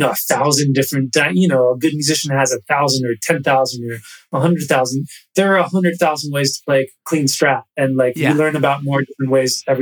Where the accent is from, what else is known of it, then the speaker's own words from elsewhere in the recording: New York City, New York, United States; also born or lived in Katonah, New York; I was born in New York City and lived in the city till I was, you know, I went to middle school in a town just about an hour north of here called Katona